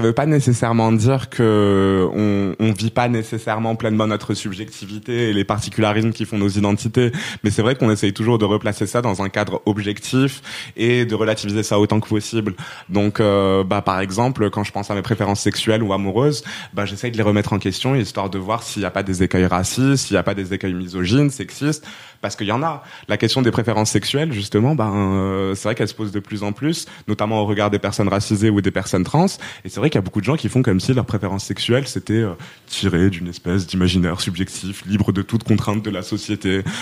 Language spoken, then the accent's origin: French; Rabat, Rabat-Salé-Kénitra, Morocco; also born or lived in Poitiers, France; now in Aubervilliers, France; je suis marocaine, je viens de Rabat